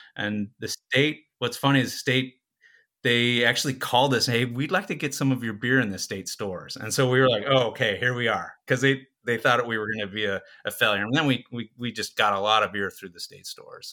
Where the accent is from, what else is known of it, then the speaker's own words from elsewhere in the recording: Southern California, United States; I'm born and raised in Southern California